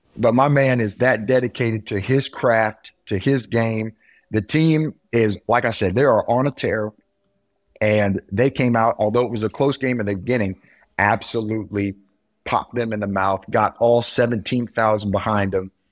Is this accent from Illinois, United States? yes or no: no; near Kokomo, Indiana, United States; up north by my hometown